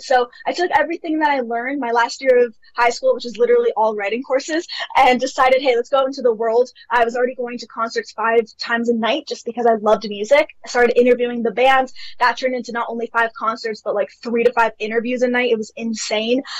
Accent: Toronto, Ontario, Canada; I have lived in Canada my entire life, so I'm from Toronto, Canada

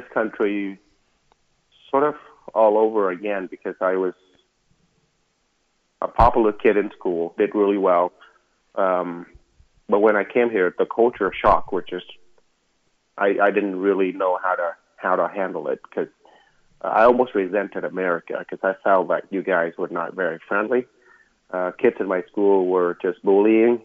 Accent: Vietnam; moved away; when I was growing up in Vietnam

